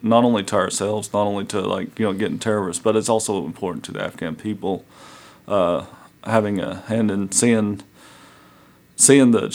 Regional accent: Gate City, Virginia, United States; So I'm from Southwest Virginia, an area called Gate City. I grew up there ever since second grade, so second through 12th grade, been in the Gate City area

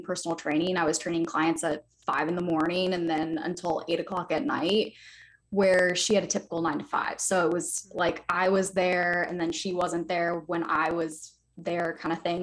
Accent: Raleigh, North Carolina, United States; I'm based out of Raleigh, North Carolina. So I'm on the East Coast of the U.S. I've been here my whole life. I grew up here. I was born here.

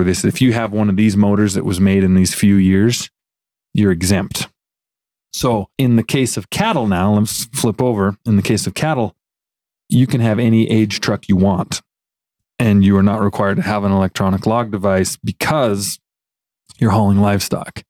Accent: Fairfield, Montana, United States; born or raised there; moved away; also born or lived in Lewistown, Montana

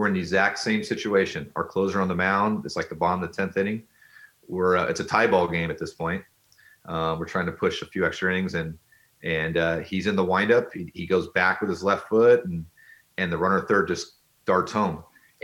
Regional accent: Orange County, California, United States; born or raised there; moved away as an adult; now in San Francisco, United States

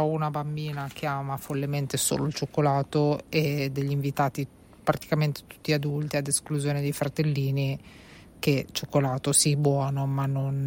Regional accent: Genoa, Liguria, Italy; siamo genovesi

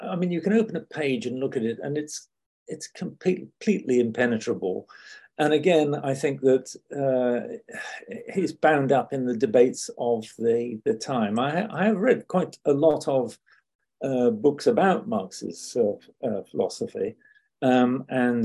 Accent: United Kingdom; also born or lived in Scotland; being British

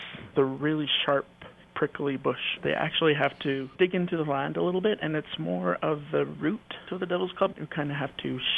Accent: Mount Currie, British Columbia, Canada; also born or lived in Vancouver, British Columbia; I was originally born and raised in the city in Vancouver, BC, before I was going into grade two. And then my mom moved us home. We recognize the entire traditional territory as Lillooet, but where our village or town is, it's called Mount Currie

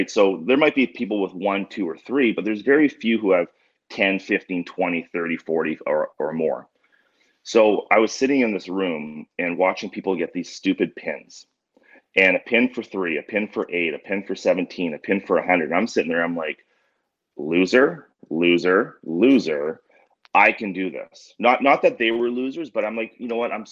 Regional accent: Canada; growing up in Canada.

